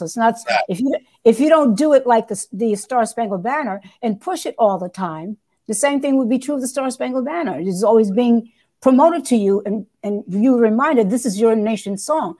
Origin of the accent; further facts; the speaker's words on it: New York City, New York, United States; I'm from New York City.